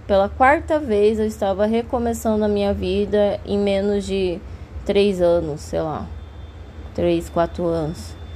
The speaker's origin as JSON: {"language": "Portuguese", "town": "Cuiabá", "region": "Mato Grosso", "country": "Brazil", "tie": "born or raised there", "moved": "as an adult", "lives_now": "São Paulo, Brazil", "said": "na minha cidade natal, que é Cuiabá, lá no Mato Grosso"}